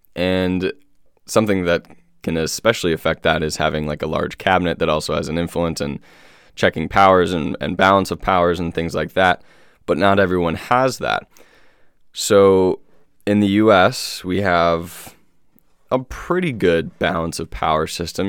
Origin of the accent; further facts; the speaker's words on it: United States; born and raised in America